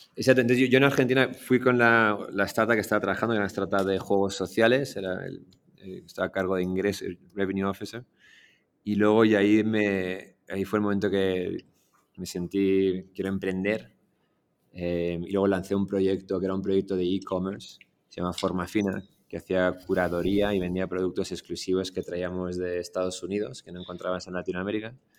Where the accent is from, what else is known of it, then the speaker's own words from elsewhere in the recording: Madrid, Community of Madrid, Spain; moved away as an adult; also born or lived in Iran / London, United Kingdom; now in Mexico; yo crecí en Madrid, por eso el acento.